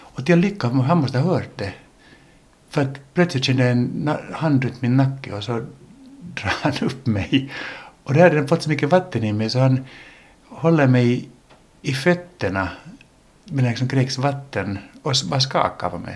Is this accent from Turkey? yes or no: no; Helsinki, Uusimaa, Finland; accent: Finland Swedish; first language English; Swedish is a second language; also born or lived in United States / Åland; vi är ju inte födda i Finland, jag och min bror, vi är ju amerikaner från början. Vi föddes i Amerika och lärde oss då engelska, eller engelska var vårt modersmål. Och sen kom vi till Helsingfors när mamma och pappa skilde sig och eh, så switchade vi då till finlandssvenska